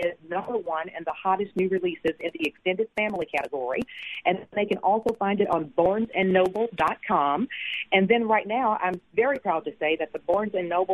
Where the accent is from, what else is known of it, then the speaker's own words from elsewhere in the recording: Magee, Mississippi, United States; moved away; I grew up in McGee, Mississippi, and we grew up poor